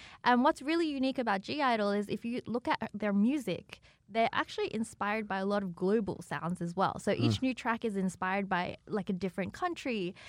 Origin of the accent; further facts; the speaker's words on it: Sydney, New South Wales, Australia; moved away as an adult; also born or lived in China / Melbourne; now in Los Angeles, United States; I grew up in Sydney.